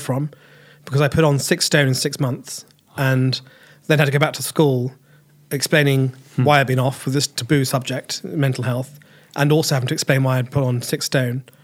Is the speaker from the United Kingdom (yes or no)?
yes; Cambridge, East of England, United Kingdom; also born or lived in March, Cambridgeshire / Reading / Edinburgh; Grew up in Cambridge. Well, I started off growing up in March. Then I started getting a Fenland accent, so my mum and dad moved me into Cambridge.